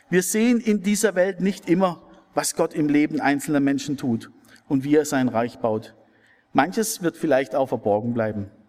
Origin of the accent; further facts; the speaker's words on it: Wilferdingen, Baden-Württemberg, Germany; Ich habe über viele Jahre Jungschar gemacht in meinem Heimatdorf in Wilferdingen.